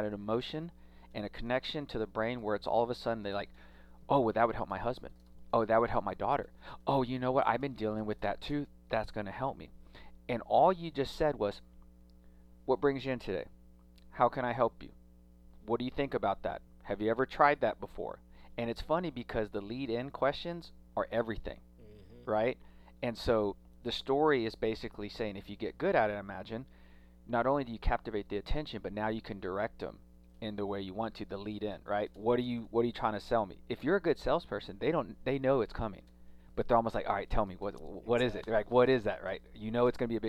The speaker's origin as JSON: {"language": "English", "town": "Austin", "region": "Texas", "country": "United States", "said": "I'm from Austin"}